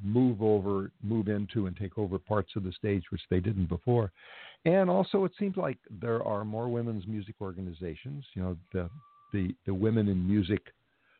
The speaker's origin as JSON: {"language": "English", "town": "Los Angeles", "region": "California", "country": "United States", "tie": "born or raised there", "said": "since this is my hometown"}